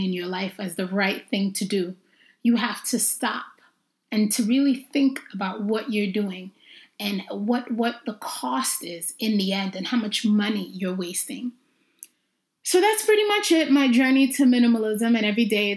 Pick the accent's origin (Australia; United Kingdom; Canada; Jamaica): Jamaica; also born or lived in Brooklyn, New York / Harlem, Manhattan, New York; I'm Jamaican